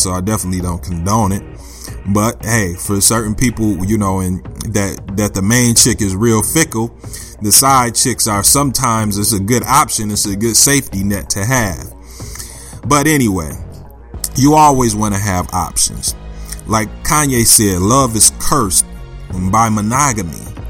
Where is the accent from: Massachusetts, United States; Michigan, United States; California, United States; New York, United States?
Michigan, United States; Flint; I grew up in Flint, Michigan